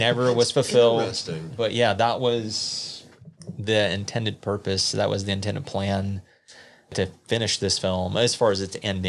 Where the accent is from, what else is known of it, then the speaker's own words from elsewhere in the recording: Southeast, United States; I'm from the Southeast